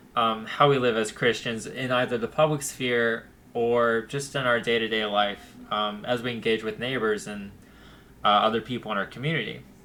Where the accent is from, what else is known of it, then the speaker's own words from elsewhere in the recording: Youngsville, North Carolina, United States; I grew up in Youngsville, North Carolina